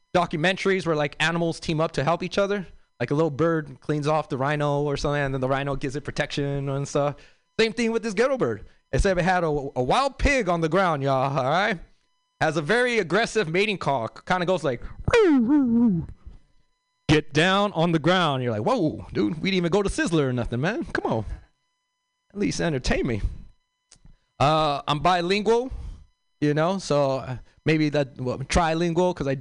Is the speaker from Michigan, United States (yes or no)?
no; Los Angeles, California, United States; I grew up in South Central LA.